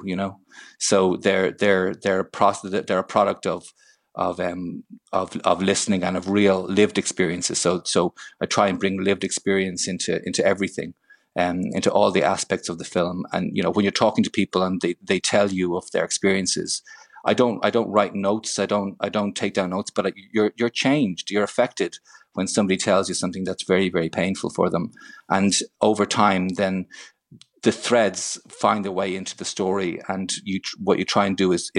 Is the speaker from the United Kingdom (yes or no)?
no; Ireland; Purely as an Irish citizen